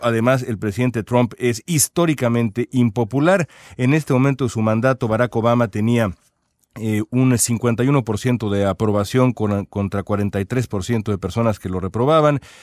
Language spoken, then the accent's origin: Spanish; Mexico; now in Los Angeles, United States; nosotros que somos mexicanos